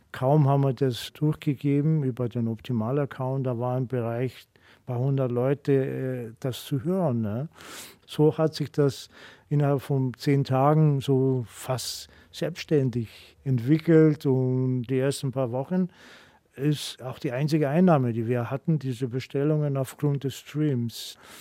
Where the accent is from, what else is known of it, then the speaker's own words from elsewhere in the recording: Greece; German is a second language; moved away as an adult; now in Munich, Germany; als Grieche